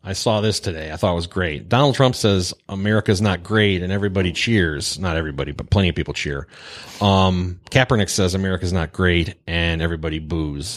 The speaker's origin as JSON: {"language": "English", "town": "Pontiac", "region": "Michigan", "country": "United States", "tie": "born or raised there", "said": "Pontiac, Michigan, factory town, working class hero."}